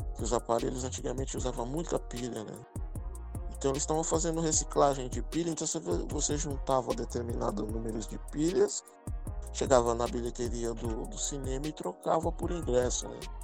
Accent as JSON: {"language": "Portuguese", "region": "São Paulo", "country": "Brazil", "tie": "born or raised there", "said": "eu vim do centro de São Paulo, ali no bairro do Bexiga, nascido e criado ali. Hoje moro na Zona Sul"}